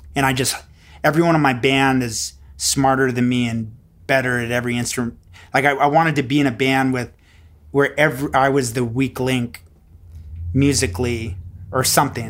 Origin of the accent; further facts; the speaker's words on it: Houston, Texas, United States; moved away as an adult; also born or lived in Montreal; I grew up in Houston